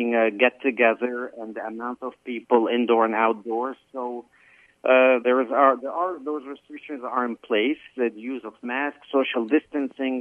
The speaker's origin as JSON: {"language": "English", "town": "Beirut", "region": "Beirut Governorate", "country": "Lebanon", "tie": "born or raised there", "first_language": "Arabic", "second_language": "English", "moved": "yes", "lives_now": "New York, United States", "said": "having been born in Beirut. My first language that I spoke was Arabic"}